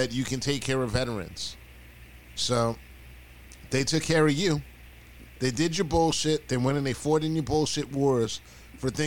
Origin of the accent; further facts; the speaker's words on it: United States; I grew up in this country